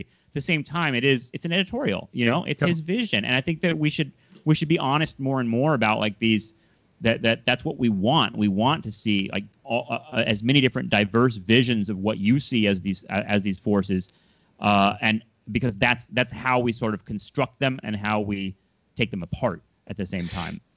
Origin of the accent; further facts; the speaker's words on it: Southern California, United States; I'm from Southern California